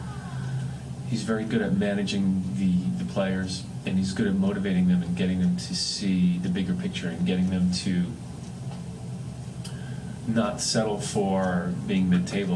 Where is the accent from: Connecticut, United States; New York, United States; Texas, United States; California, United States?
Connecticut, United States; I grew up in Connecticut